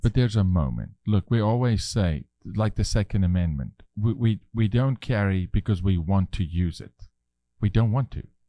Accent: South Africa; moved away; I'm raising my three-year-old son as a South African male

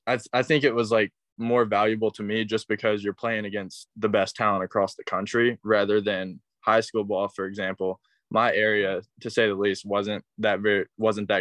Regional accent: Cleveland, Tennessee, United States; I'm from Cleveland, Tennessee

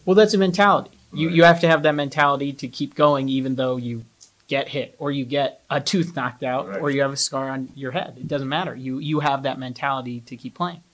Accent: Salt Lake City, Utah, United States; my hometown's like, it's Salt Lake City

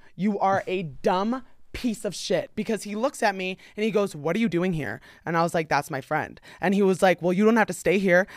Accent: New Jersey, United States; now in Los Angeles, United States; I'm from New Jersey

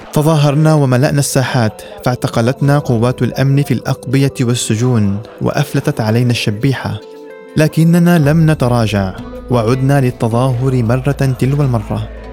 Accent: Syria; مستقبل بلدنا سوريا

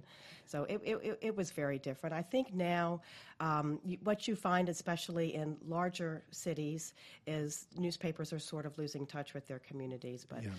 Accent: New Orleans, Louisiana, United States; also born or lived in Florida / Key West; now in Gainesville, United States; New Orleans, Louisiana originally. Yes.

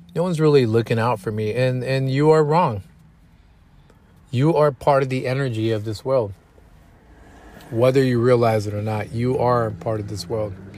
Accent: Killeen, Texas, United States; also born or lived in San Antonio, Texas; it's my hometown. It's where I did a portion of my elementary school, middle school, and about three quarters of my high school time

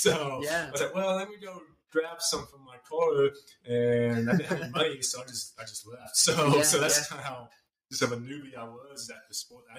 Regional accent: Edmond, Oklahoma, United States; No, I was born and raised here in Edmond. Grew up here with the high school, off and on in college at UCO.

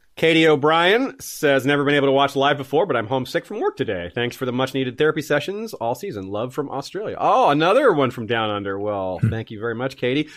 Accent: Tallahassee, Florida, United States; Tallahassee shout out. Always love those. My hometown.

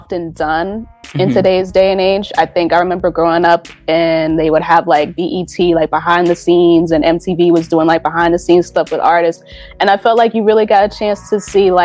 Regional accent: New York City, New York, United States; I'm coming from New York, Jamaica, Queens, to be exact, born and raised

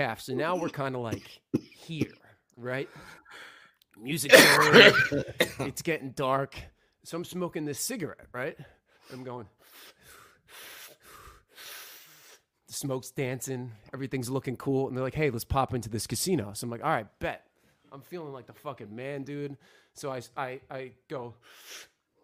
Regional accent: New Jersey, United States; I go, "New Jersey."

